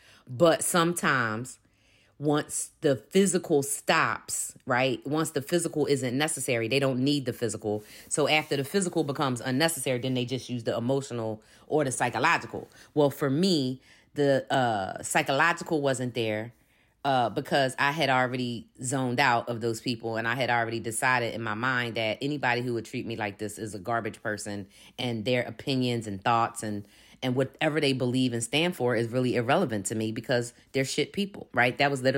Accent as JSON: {"language": "English", "town": "Philadelphia", "region": "Pennsylvania", "country": "United States", "tie": "born there", "said": "I'm a 53-year-old Black woman, and I was born in 1969 in Philadelphia, Pennsylvania."}